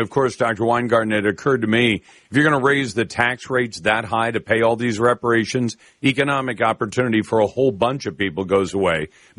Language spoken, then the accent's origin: English; Taiwan; born there; when I was born in Taiwan. My mom and dad were in the U.S. Navy, and I was born in Taiwan.